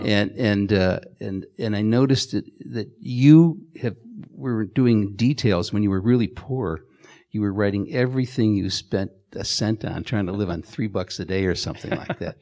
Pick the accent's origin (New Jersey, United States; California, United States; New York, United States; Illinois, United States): Illinois, United States; Chicago; my growing up in Chicago